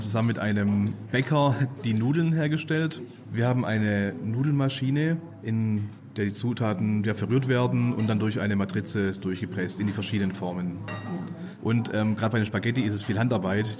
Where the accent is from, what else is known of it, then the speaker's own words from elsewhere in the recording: Aleppo, Aleppo Governorate, Syria; German is a second language; now in Germany; Ich komme aus Syrien, genau aus Aleppo